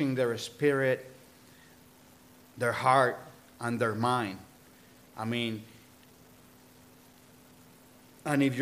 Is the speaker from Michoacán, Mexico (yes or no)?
yes; El Sabino, Michoacán, Mexico; born or raised there; moved away; also born or lived in Cabo San Lucas, Baja California Sur, Mexico / Mazamitla, Jalisco